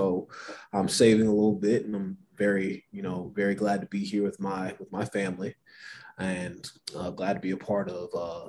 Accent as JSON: {"language": "English", "town": "Albuquerque", "region": "New Mexico", "country": "United States", "said": "Well, I'm originally from Albuquerque, New Mexico. I've been all over the place, 9 states, and I turned 30 in 2 months."}